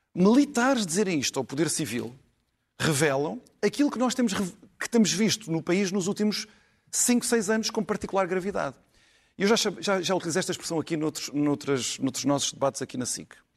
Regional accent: Setúbal, Portugal; o nome da minha terra chama-se Setúbal

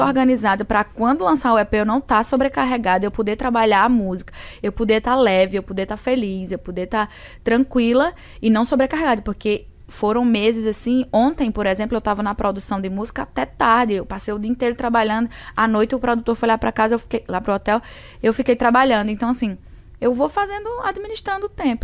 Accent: Northeast Region, Brazil; Sou mulher, sou nordestina

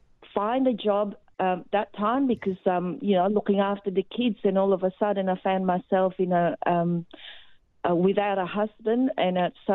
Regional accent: Philippines; now in Australia; My comment is I came from the Philippines about 30-odd years ago, and I can just see what is going on in Australia that's been happening in the Philippines

